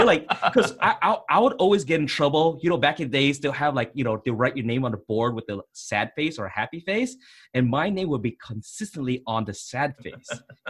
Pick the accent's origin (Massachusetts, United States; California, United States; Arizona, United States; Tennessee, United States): California, United States; Bay Area; growing up in the 90s now, we grew up especially in the Bay Area.